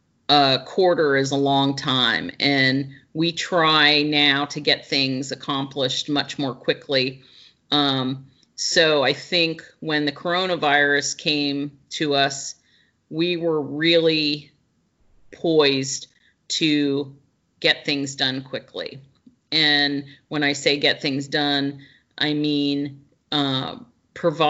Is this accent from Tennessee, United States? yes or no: no; Pennsylvania, United States; moved away as an adult; I'm originally from Pennsylvania.